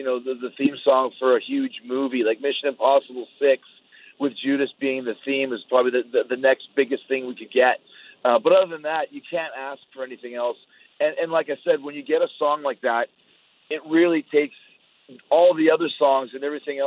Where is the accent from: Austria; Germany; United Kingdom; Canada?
Canada; for me as a Canadian